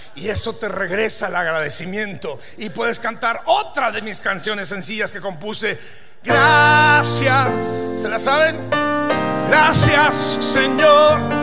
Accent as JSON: {"language": "Spanish", "region": "Durango", "country": "Mexico", "said": "Pues yo vengo de Durango"}